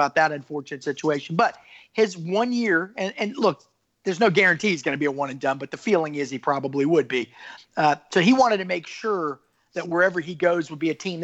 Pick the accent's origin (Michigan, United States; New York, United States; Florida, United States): Florida, United States; I grew up in Florida